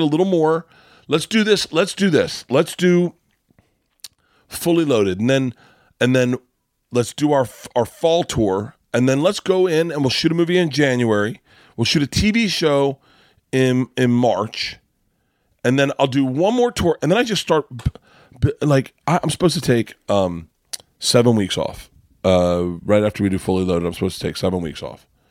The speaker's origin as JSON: {"language": "English", "region": "Florida", "country": "United States", "tie": "born or raised there", "said": "growing up in Florida"}